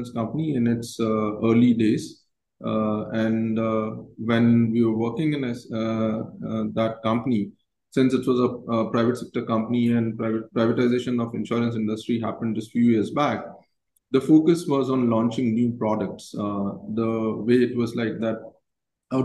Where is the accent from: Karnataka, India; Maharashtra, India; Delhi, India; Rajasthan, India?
Rajasthan, India; Jodhpur; I basically was born and brought up in Jodhpur, and it's a small town, I would say tier two city in the country